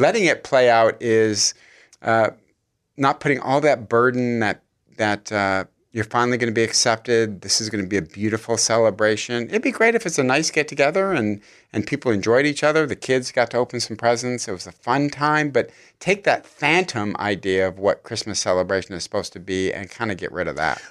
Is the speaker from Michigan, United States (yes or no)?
yes; Michigan, United States; now in California, United States; I'm from Michigan